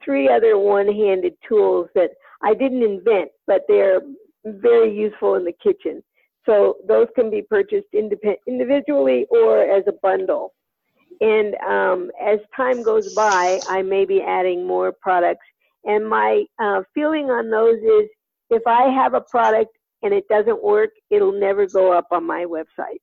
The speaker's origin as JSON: {"language": "English", "area": "northeast of Sacramento", "region": "Northern California", "country": "United States", "said": "I'm from California, Northern California, northeast of Sacramento"}